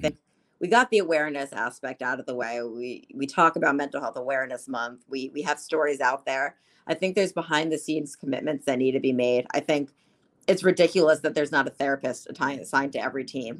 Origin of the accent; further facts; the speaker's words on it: New Jersey, United States; I'm from North Jersey